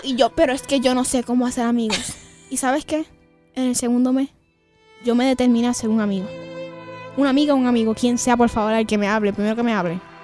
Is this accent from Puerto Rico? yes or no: yes; Puerto Rico; yo soy boricua, yo la, la X la hago en J.